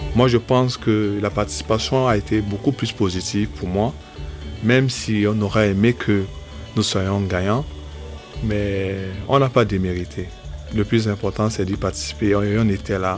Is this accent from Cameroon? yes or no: yes; Douala, Littoral, Cameroon; Je suis d'Edo